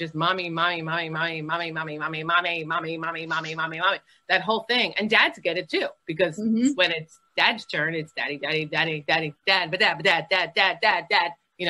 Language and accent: English; New York, United States; I came from New York, which was like different in the music business.